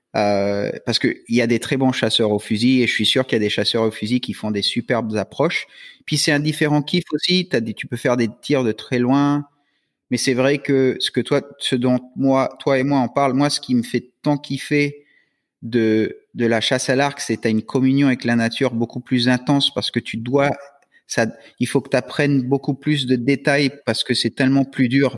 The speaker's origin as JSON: {"language": "French", "region": "Florida", "country": "United States", "tie": "born or raised there", "moved": "yes", "lives_now": "New Caledonia", "said": "quand j'étais jeune aux US, euh, en Floride"}